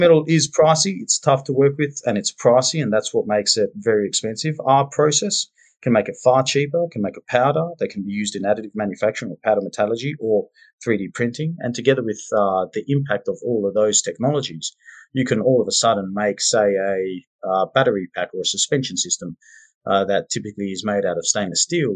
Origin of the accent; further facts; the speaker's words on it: Perth, Western Australia, Australia; moved away as an adult; I grew up in Perth, Western Australia